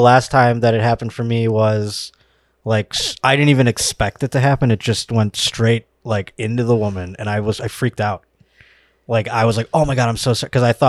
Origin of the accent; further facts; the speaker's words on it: Buffalo, New York, United States; moved away; I'm from Buffalo, New York originally.